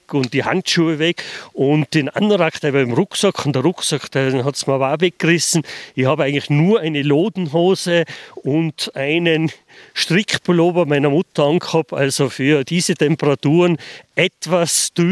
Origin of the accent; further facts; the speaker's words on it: Fulpmes, Tyrol, Austria; Und genauso, ich bin aus Fulpmes.